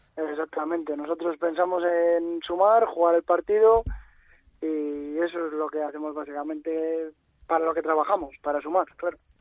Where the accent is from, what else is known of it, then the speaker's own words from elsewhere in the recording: La Cistérniga, Castile and León, Spain; also born or lived in Palencia; es mi pueblo y donde vivo y donde me he criado